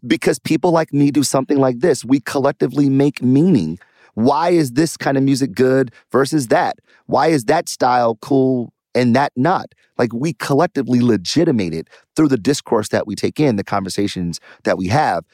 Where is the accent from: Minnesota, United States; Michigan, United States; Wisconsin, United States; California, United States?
Michigan, United States; Detroit; I'm from Detroit, born and raised, did well in math and science.